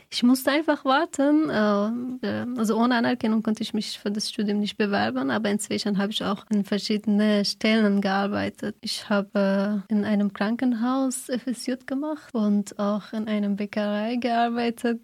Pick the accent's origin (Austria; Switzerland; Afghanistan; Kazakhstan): Afghanistan; German is a second language; moved away as an adult; now in Freiburg, Germany; bin 26 Jahre alt und komme aus Afghanistan. Ich bin seit fünf Jahren in Deutschland.